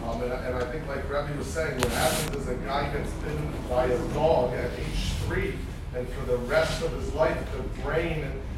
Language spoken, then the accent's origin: English; Israel; I grew up in the Intifada.